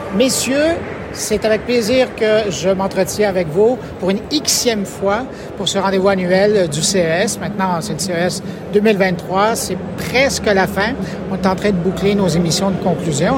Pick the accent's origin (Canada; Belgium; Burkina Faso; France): Canada; Quebec; chez nous au Québec